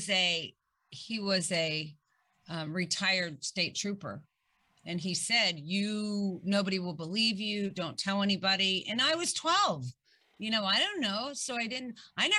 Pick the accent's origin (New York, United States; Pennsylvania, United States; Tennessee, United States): Pennsylvania, United States; Pittsburgh; moved away; I came from Pittsburgh and I grew up and I had a wonderful family